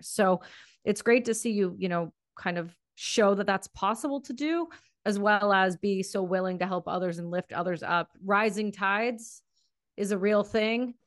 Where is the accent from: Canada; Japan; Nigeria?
Canada; I'm from Canada